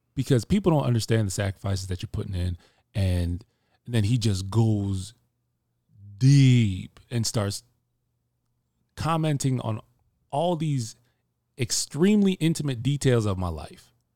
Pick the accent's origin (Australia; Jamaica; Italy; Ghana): Jamaica; I'm Jamaican